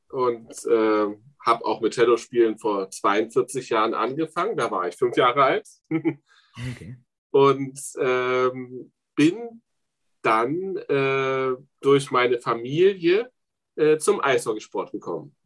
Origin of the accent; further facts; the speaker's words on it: the east of the Republic, eastern Germany, Germany; also born or lived in East Berlin; now in Frankfurt, Germany; ich komme aus dem Osten der Republik, mit elf nach Ostberlin